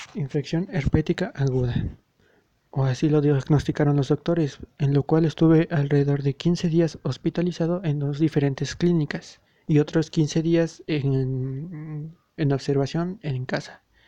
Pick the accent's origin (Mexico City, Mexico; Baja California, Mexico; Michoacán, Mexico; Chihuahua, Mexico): Mexico City, Mexico; soy oriundo de la Ciudad de México